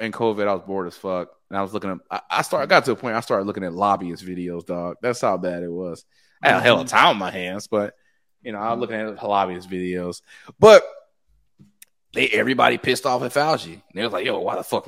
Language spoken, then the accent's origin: English; United States; I'm from Latonia